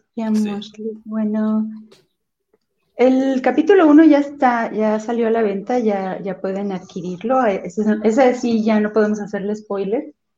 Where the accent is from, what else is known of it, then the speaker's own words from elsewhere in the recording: Celaya, Guanajuato, Mexico; also born or lived in Abasolo, Guanajuato; nosotros nacimos en Celaya, Guanajuato. Eh, ahorita estamos viviendo en Abasolo.